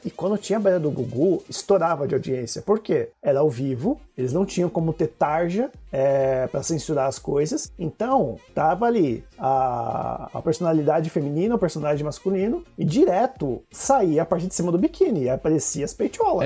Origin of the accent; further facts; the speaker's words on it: São Caetano do Sul, São Paulo, Brazil; moved away as an adult; now in Mauá, Brazil; na cidade que eu morava, na minha cidade natal, em São Caetano